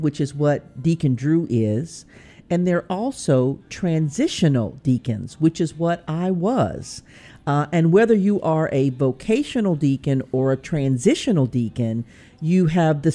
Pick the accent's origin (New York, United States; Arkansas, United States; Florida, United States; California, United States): Arkansas, United States; Pine Bluff; I'm from Pine Bluff, Arkansas